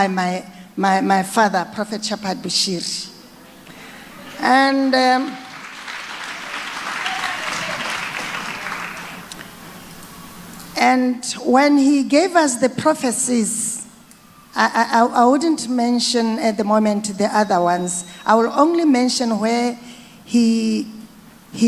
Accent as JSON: {"language": "English", "country": "Botswana", "said": "I come from Botswana"}